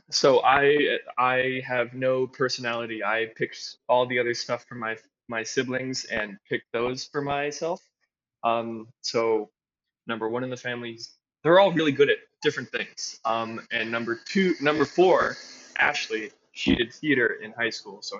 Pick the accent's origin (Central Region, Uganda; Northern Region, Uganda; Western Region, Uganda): Central Region, Uganda; Kampala; also born or lived in Evanston, United States; I was born in Evanston, Illinois, but I grew up overseas in Kampala, Uganda.